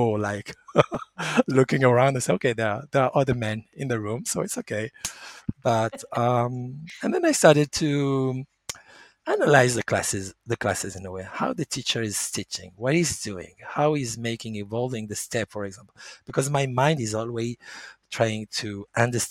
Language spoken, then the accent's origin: English; France; English is a second language; also born or lived in Nice; I was born in France. And I've been raised with French culture, going to French school, learning about French